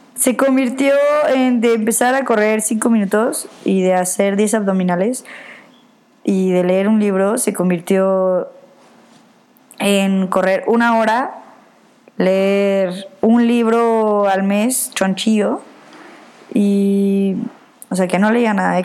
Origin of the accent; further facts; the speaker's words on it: Mexico; moved away; pues soy mexicana